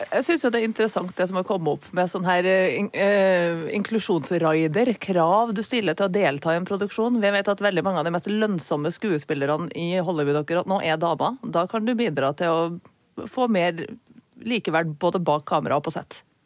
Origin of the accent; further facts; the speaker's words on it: Trøndelag, Norway; accent: Trøndersk; vi som er i Trøndelag, snakker trøndersk på så mange forskjellige måter